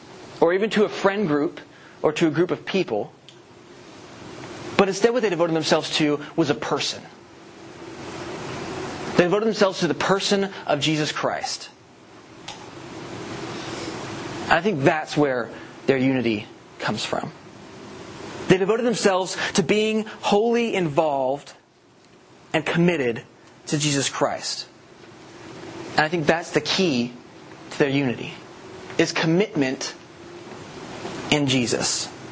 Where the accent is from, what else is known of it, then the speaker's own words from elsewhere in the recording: the South, United States; We're all from the South.